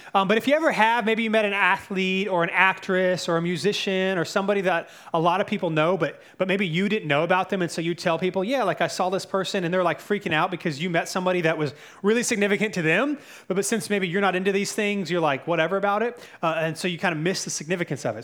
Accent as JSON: {"language": "English", "region": "North Carolina", "country": "United States", "moved": "yes", "said": "I'm from North Carolina"}